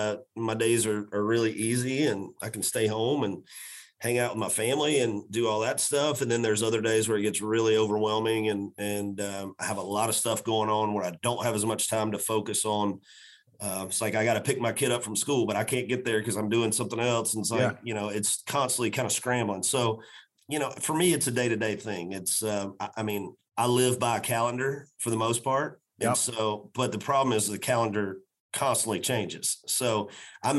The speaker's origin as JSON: {"language": "English", "town": "Macon", "region": "Georgia", "country": "United States", "tie": "born or raised there", "moved": "yes", "lives_now": "Nashville, United States", "said": "a children's hospital in my hometown of Macon, Georgia"}